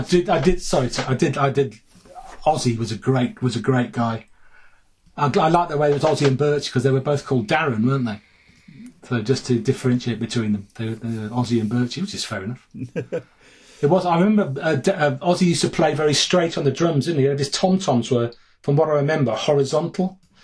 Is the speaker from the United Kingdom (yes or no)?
yes; Sutton Coldfield, West Midlands, United Kingdom; moved away as an adult; also born or lived in Bath; I'm from Four Oaks